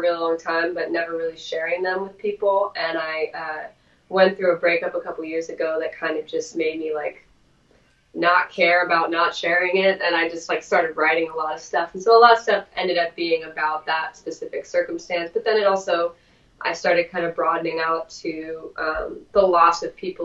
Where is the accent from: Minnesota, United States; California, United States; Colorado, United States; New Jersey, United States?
California, United States; Southern; in Southern California where we're from